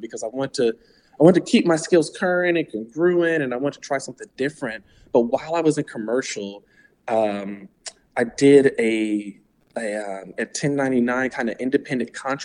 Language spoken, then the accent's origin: English; Atlanta, Georgia, United States; moved away as an adult; also born or lived in Washington, D.C.; now in Arlington, Virginia, United States; I'm originally from Atlanta, Georgia. Born and raised there to two awesome parents